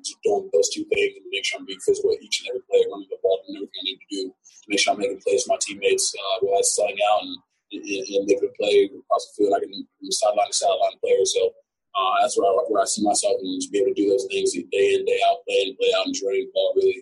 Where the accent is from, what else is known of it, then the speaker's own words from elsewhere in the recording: Nigeria; moved away; I'm coming from Nigeria